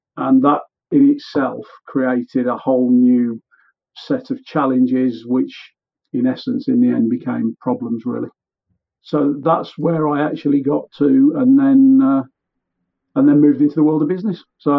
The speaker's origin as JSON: {"language": "English", "town": "Warsaw", "region": "Masovian Voivodeship", "country": "Poland", "tie": "born or raised there", "said": "I was born in Warsaw, simple Warsaw lad."}